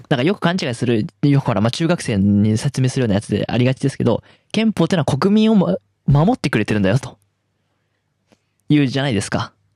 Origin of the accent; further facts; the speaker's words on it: Tohoku, Japan; 私東北出身東北東北生まれ東北育ち